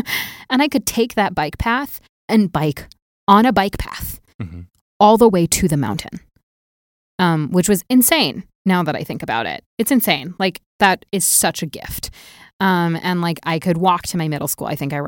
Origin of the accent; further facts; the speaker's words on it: Walnut Creek, California, United States; also born or lived in Naperville / Appleton; so I grew up in outside of San Francisco. And when I was 8, I moved to a town called Walnut Creek, which it's very odd.